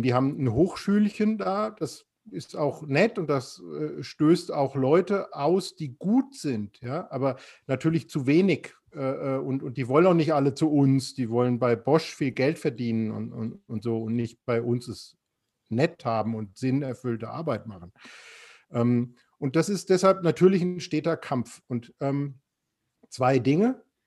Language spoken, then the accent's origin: German; Frankfurt, Hesse, Germany; now in Offenburg, Germany; als Frankfurter